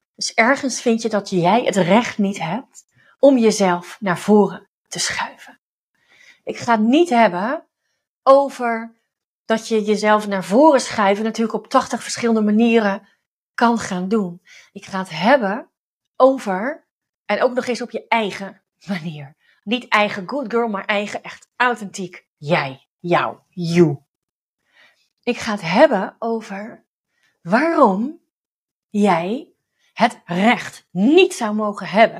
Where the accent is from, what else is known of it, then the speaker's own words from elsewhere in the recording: Overijssel, Netherlands; now in Het Gooi, Netherlands; ik kom zelf uit Overijssel